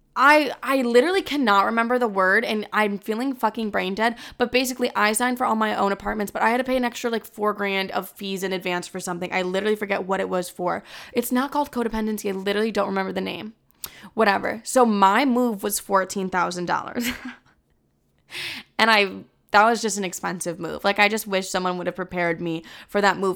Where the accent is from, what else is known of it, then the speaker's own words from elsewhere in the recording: Texas, United States; accent: Southern; now in New York, United States; my Southern accent.